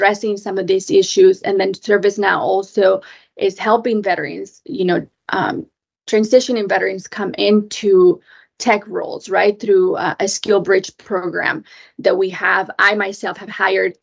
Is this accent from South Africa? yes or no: no; Mexico; also born or lived in Japan; now in Washington, D.C., United States; I grew up in Mexico